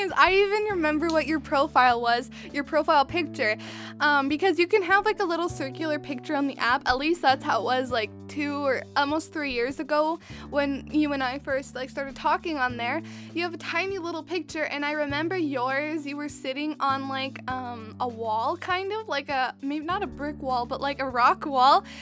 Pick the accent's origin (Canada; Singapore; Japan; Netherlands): Canada; Western Canada; I'm from Western Canada